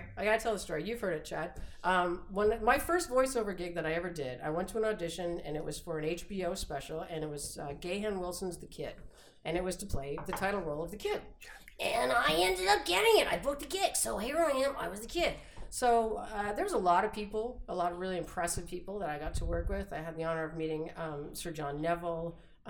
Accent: London, United Kingdom; I grew up in London where they were manufactured, so I actually have them in sheets, some of them.

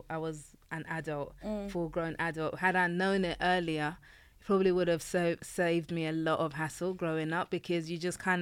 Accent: London, United Kingdom; also born or lived in Nigeria; now in Kent, United Kingdom; I grew up in East London

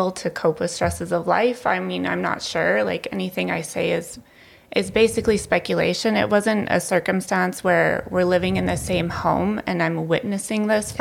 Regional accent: Lethbridge, Alberta, Canada; I was born and raised here in Lethbridge on the south side, and I am now raising my three kids here in Lethbridge on the west side

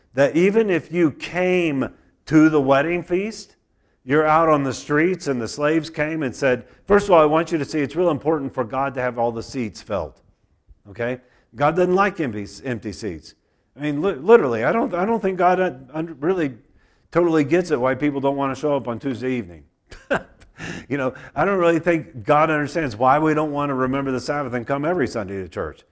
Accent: United States; I grew up in America

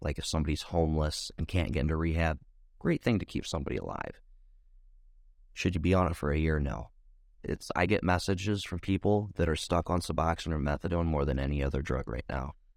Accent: Ohio, United States; born or raised there

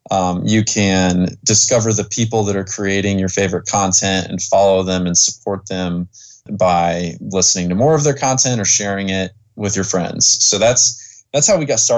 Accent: Indiana, United States; I'm actually in Hawaii for the next few months, but I came from Indiana.

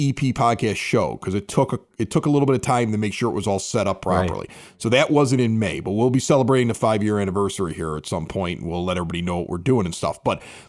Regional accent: Chicago, Illinois, United States; I grew up in the Ashburn St. Denis neighborhood.

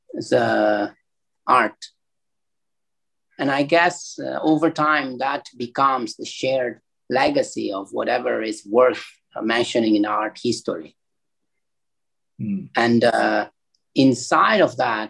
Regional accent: Italy; now in Hong Kong; growing up in Italy

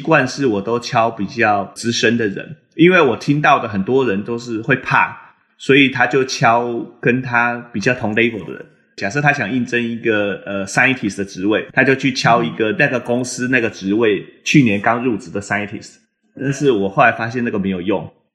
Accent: Taiwan; moved away as an adult; now in Boston, United States; 我毕竟都在台湾长大嘛，所以我其实不太了解美国的职场文化

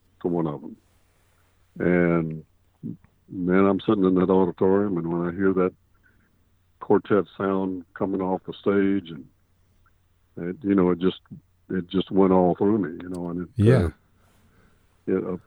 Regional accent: Raleigh, North Carolina, United States; I was born and raised in and around Raleigh, North Carolina

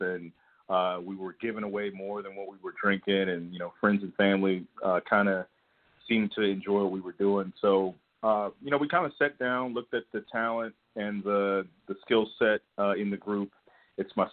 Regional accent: Georgia, United States; born and raised in Georgia

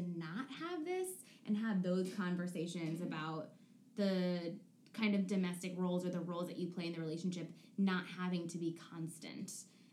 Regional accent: Connecticut, United States; I grew up in Connecticut in like a very affluent liberal area

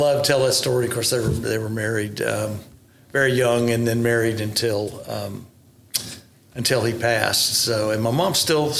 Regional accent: Tulsa, Oklahoma, United States; Yes, sir, that's correct. Born in 1953

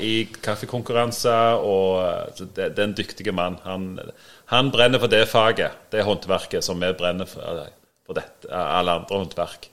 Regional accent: Sandnes, Rogaland, Norway; Jeg er òg fra Sandnes.

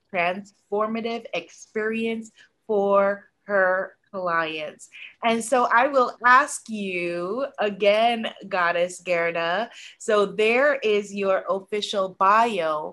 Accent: United States; I'm a first generation American because my parents are Guyanese and I'm the first person in my family born in America

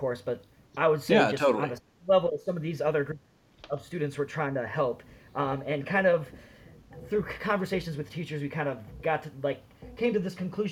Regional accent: Minnesota, United States; now in Madison, United States; I'm actually also originally, I grew up in Minnesota

